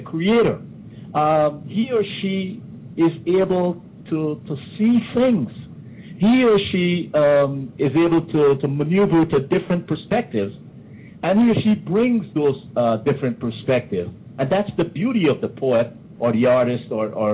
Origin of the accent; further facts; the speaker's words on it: Guyana; I remember some of the poems that we learned there growing up in Guyana